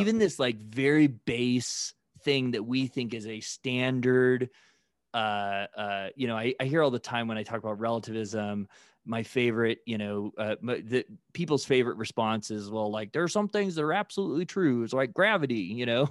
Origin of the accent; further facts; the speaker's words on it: Midwest, United States; growing up in the Midwest